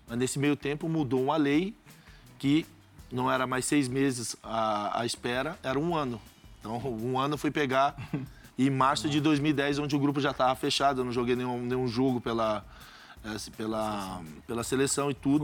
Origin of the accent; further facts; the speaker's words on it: Brazil; Sou brasileiro